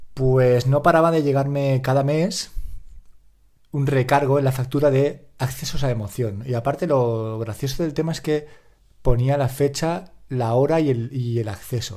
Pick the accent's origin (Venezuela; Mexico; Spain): Spain; Valencia, Valencian Community; soy de Valencia, hablo valenciano